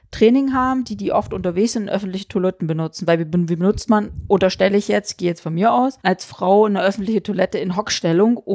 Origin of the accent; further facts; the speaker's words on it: eastern Germany, Germany; also ich komme ja aus dem Osten, ne?